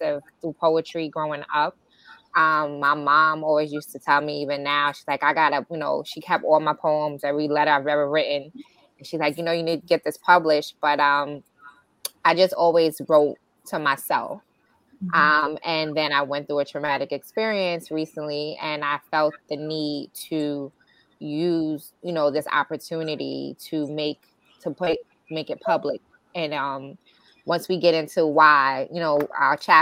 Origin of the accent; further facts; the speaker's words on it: New York City, New York, United States; I was born and raised in New York City.